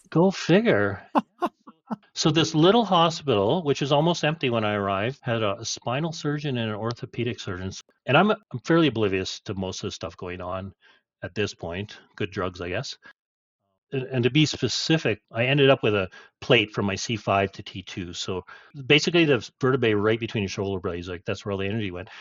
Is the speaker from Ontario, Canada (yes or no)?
no; Chetwynd, British Columbia, Canada; also born or lived in Golden / Fernie; we moved from Golden to Fernie and then we ended up in Chetwynd, BC